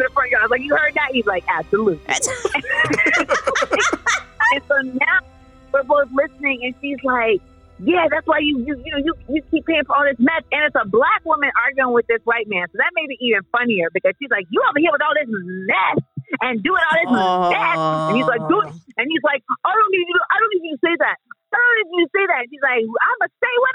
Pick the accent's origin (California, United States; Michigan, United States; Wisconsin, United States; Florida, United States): Florida, United States; Orlando; moved away; I grew up in Orlando